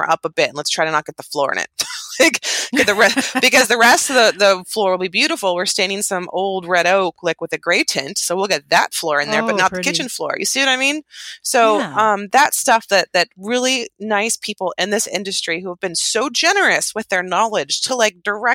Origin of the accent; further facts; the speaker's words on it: outside of Yosemite National Park, California, United States; I grew up outside of Yosemite National Park, which is really close